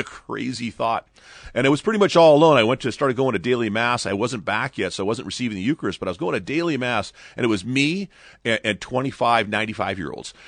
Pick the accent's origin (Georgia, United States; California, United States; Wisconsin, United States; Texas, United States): California, United States; Ventura; in Ventura, my hometown